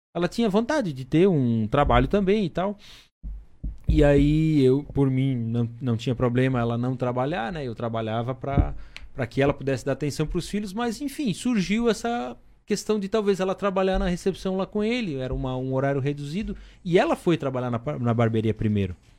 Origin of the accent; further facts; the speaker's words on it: Blumenau region, Santa Catarina, Brazil; moved away as an adult; also born or lived in Timbó; Eu sou lá da região de Blumenau